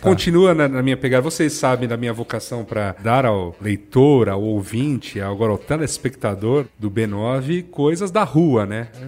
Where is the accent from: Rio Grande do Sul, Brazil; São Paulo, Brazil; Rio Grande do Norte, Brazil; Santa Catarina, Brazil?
São Paulo, Brazil; eu sou aqui de São Paulo